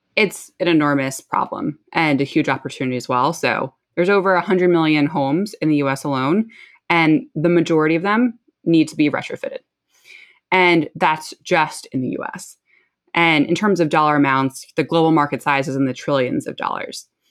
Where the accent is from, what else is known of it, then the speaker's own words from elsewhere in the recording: New Jersey, United States; moved away; I grew up in New Jersey, where I'm actually currently living again